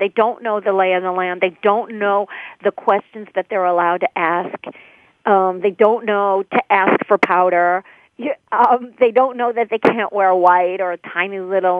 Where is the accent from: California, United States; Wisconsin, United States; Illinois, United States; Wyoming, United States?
Illinois, United States; Chicago; I would let them know that I'm from Chicago.